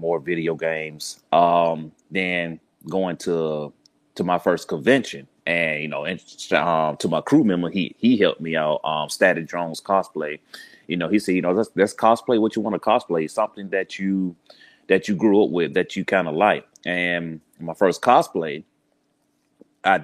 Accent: Birmingham, Alabama, United States; accent: Southern; proud from the South, Birmingham, Alabama, to be exact.

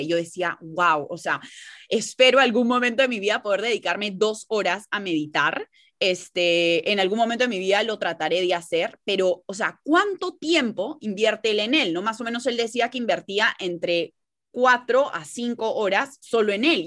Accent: Peru; ambas somos de Perú

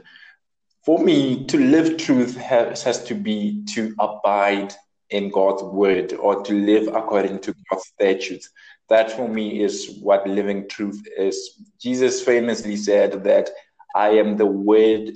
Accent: Limpopo, South Africa; I'm a Pedi man. I come from Limpopo. I speak Pedi

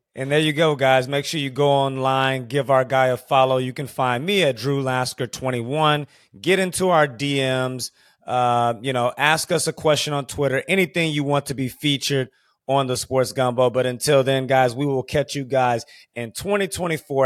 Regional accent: Houston, Texas, United States; I grew up in Houston, Texas

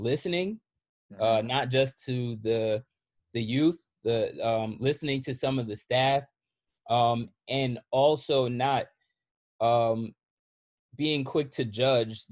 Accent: Red Bank, New Jersey, United States; also born or lived in Long Branch, New Jersey; I was born in Red Bank. I grew up in Red Bank on Harrison Ave, in Red Bank. I was balanced in between Long Branch and Red Bank.

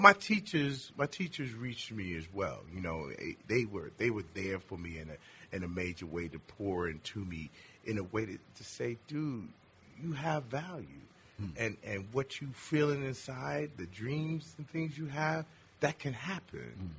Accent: Richmond, Virginia, United States; In Richmond, Virginia

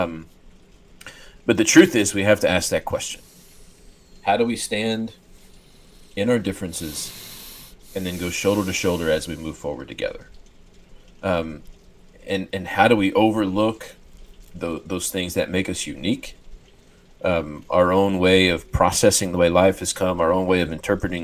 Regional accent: West Texas, United States; I was raised in West Texas

